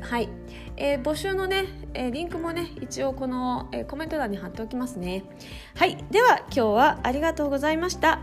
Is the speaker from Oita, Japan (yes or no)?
no; Higashimurayama, Tokyo, Japan; 私東京の多摩地区の東村山市出身なんですけども